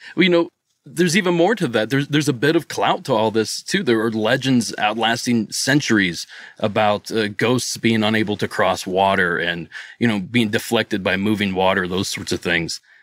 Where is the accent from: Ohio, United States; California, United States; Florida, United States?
Ohio, United States; Southeast; moved away as an adult; now in Los Angeles, United States; I'm from Southeast Ohio, between Pittsburgh and Columbus, but I live just outside of L A right now.